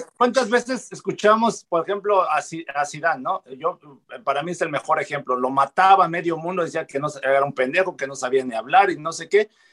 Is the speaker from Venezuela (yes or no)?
no; Mexico